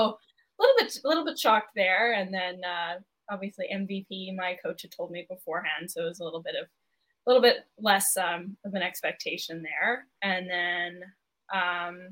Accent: Calgary, Alberta, Canada; moved away as an adult; I'm from Calgary

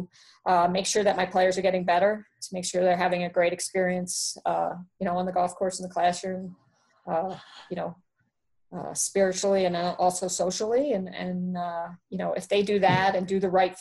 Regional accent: Baltimore, Maryland, United States; I'm from Baltimore

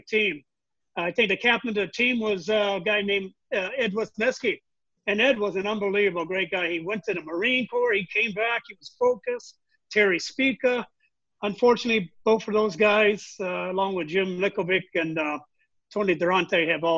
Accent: Macau; moved away; also born or lived in Charleston, Illinois, United States; when I tell people I grew up in China, they look at me and think that I'm a joker. But no, it was Macau was a Portuguese colony

